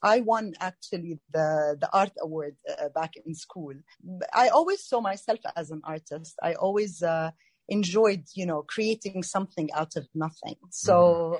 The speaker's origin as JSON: {"language": "English", "country": "Jordan", "tie": "born or raised there", "also_born_or_lived": "Greece", "moved": "as an adult", "lives_now": "Toronto, Canada", "said": "I'm Jordanian Canadian, and I met my Canadian husband back in Jordan."}